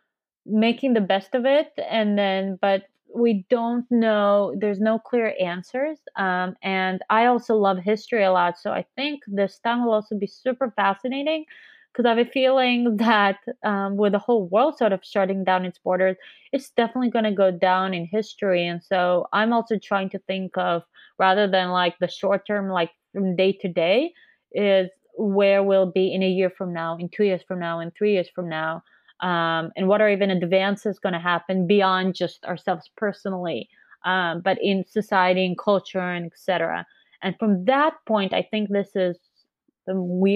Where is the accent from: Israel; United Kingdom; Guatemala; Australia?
Israel; now in San Francisco, United States; I'm also from Israel. I also consider it home.